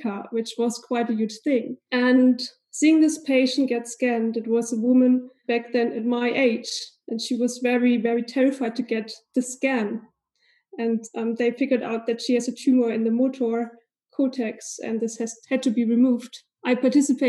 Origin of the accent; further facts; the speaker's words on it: East Germany, Germany; So obviously I'm born and raised in Germany. So I spent most of my life here in Germany. And I was actually born in East Germany